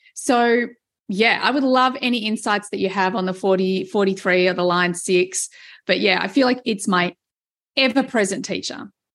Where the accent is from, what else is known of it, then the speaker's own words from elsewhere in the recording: Australia; being Australian